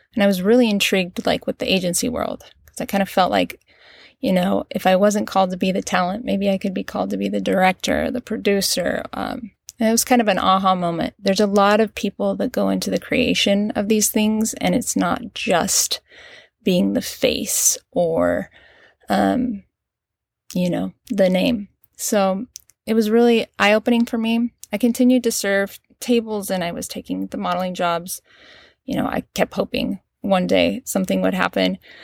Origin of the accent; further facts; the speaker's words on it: Cedar City, Utah, United States; moved away; I was born and raised in Cedar City, Utah.